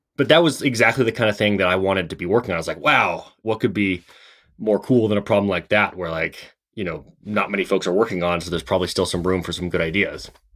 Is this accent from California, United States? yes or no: no; Seattle, Washington, United States; I grew up in Seattle